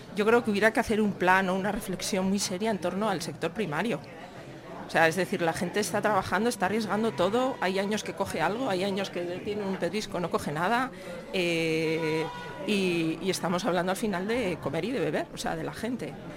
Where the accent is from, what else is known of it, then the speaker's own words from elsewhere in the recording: Samaniego, Basque Country, Spain; yo vengo de Samaniego